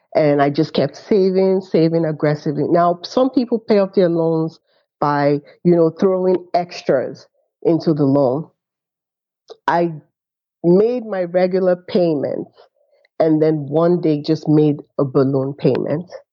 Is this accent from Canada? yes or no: no; Nigeria